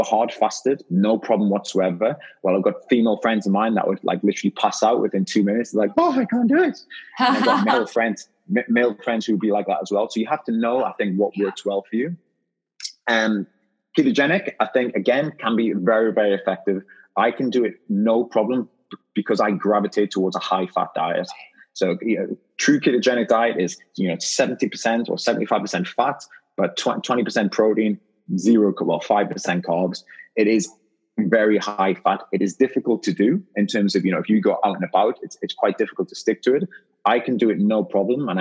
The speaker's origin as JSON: {"language": "English", "town": "Newcastle upon Tyne", "region": "North East England", "country": "United Kingdom", "moved": "yes", "lives_now": "London, United Kingdom", "said": "I live in London, but I'm from Newcastle, and Newcastle is known for its partying"}